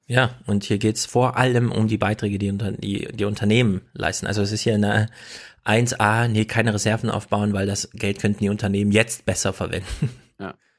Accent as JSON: {"language": "German", "town": "Jena", "region": "Thuringia", "country": "Germany", "said": "ich komme ja aus Jena"}